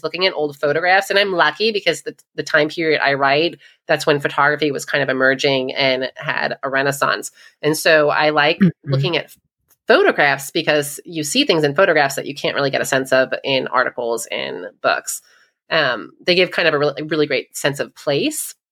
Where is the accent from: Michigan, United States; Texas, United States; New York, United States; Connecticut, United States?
New York, United States; I am from New York